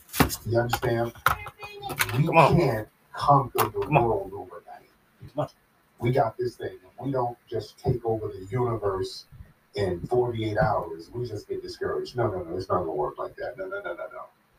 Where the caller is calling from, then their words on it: Florida, United States; I'm calling from Florida.